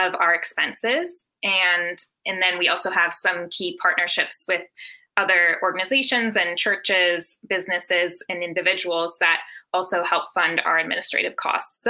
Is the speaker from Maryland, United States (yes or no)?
no; Minnesota, United States; I'm also from Minnesota